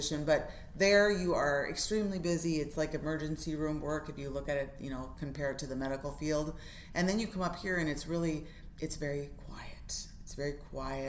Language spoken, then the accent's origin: English; Federal Dam, Minnesota, United States; I'm from Federal Dam, Minnesota, which is up on the Leech Lake Reservation